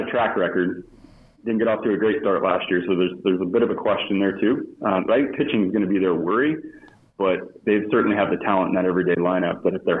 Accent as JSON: {"language": "English", "area": "near Peoria", "region": "Central Illinois", "country": "United States", "tie": "born or raised there", "said": "Growing up in Central Illinois, I grew up right there on the, I call it the Cubs-Cardinals DMZ, near the Peoria area, where it's about 50-50 split."}